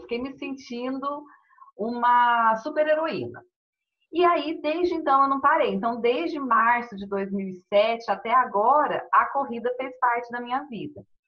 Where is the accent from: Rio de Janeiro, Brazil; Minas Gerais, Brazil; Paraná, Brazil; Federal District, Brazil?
Minas Gerais, Brazil; Poços de Caldas; Eu sou mineira aqui de Poços de Caldas